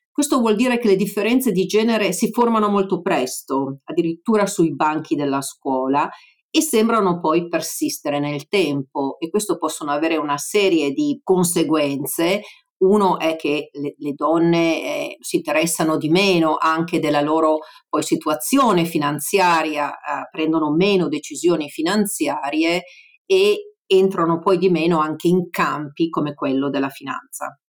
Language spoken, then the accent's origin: Italian; Italy; moved away as an adult; now in United States